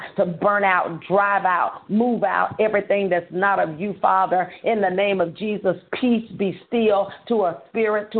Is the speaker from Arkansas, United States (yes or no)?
yes; Holly Grove, Arkansas, United States; We'll be in Holly Grove, Arkansas, which is my hometown